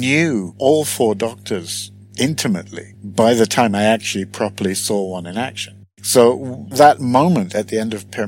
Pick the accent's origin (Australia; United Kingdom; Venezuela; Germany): United Kingdom; moved away as an adult; now in Sweden; I'm British originally, Swedish naturalized now, and was born and pretty much grew up in the UK